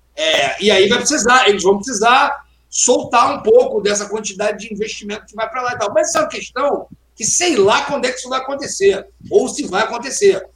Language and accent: Portuguese; Rio de Janeiro, Brazil; eu, como carioca